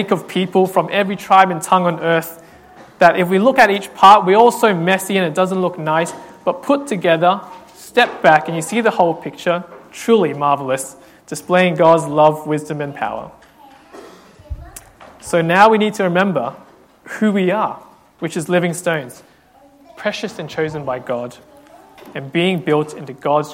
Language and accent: English; Australia; as an Australian, I feel like I have to own my love for Vegemite because I'm part of Australia